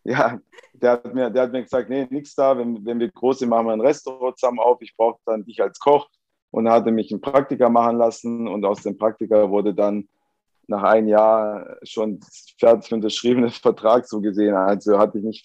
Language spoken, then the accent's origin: German; Esslingen, Baden-Württemberg, Germany; Genau, meine, meine Mutter ist aus Sizilien, mein Vater ist aus Sardinien. Mein Bruder und ich, wir sind beide in Esslingen geboren. Also sind meine Eltern sind ganz normal äh, als Gastarbeiter damals nach Deutschland gekommen und äh, wir sind hier geboren.